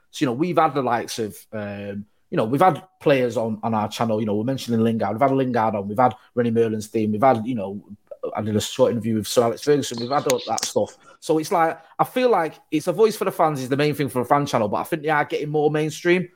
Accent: Manchester, North West England, United Kingdom; I'm from Manchester.

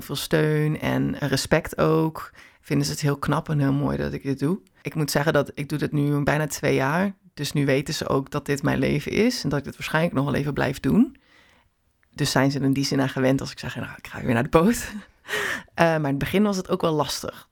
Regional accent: Netherlands; waar ik vandaan kom

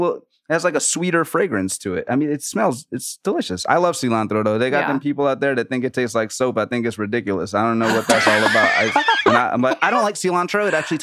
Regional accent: New Orleans, Louisiana, United States; Man, your boy, you already know I'm from New Orleans.

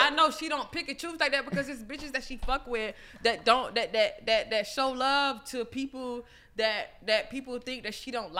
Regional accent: Millersville, United States; I'm from Millersville.

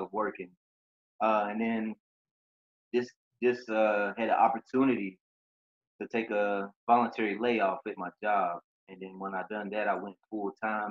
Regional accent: Lexington, Kentucky, United States; moved away as an adult; now in Fayetteville, United States; I'm originally from Lexington, Kentucky. I moved to Fayetteville in 2009 for better opportunities

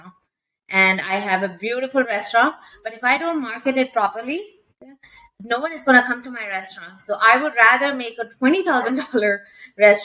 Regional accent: India; English is a second language; moved away as an adult; also born or lived in London, Ontario, Canada; now in Canada; I come from India again, so my English was very different from what Canadians speak over here

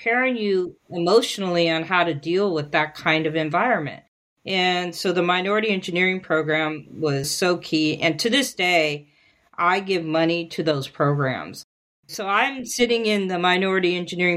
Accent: San Francisco, California, United States; I was born in San Francisco, and my ethnic background is Mexican

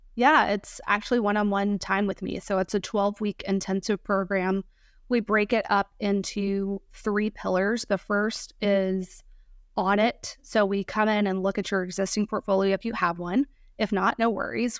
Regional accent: Georgia, United States; moved away; also born or lived in Virginia Beach, Virginia / Chesapeake, Virginia; I grew up in Georgia

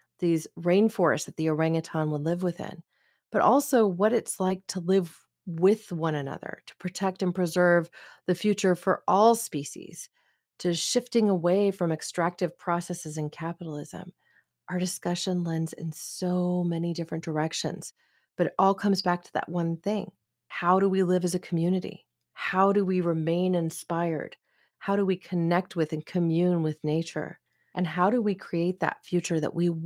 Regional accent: Oregon, United States; my home state of Oregon

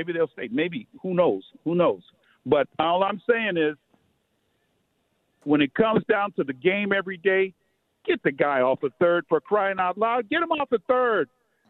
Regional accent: New York, United States; now in San Francisco, United States; I'm 74 years old. I go back when they were Philadelphia A's and when I was growing up in New York.

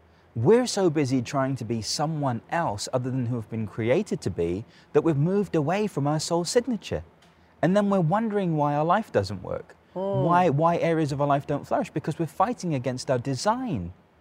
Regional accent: London, United Kingdom; From England. {S2} Yes. {S3} From London.

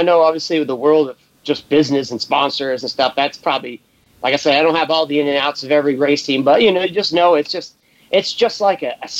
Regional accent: Maine, United States; also born or lived in Massachusetts; But yeah, I was born in Mass, and then I lived half my life in Maine, so I got a pretty chill attitude. You know, most people can't tell where I'm from. You know, I have no accent.

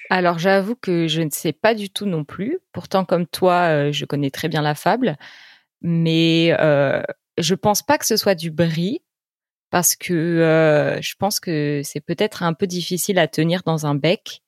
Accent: France; en tant que Français

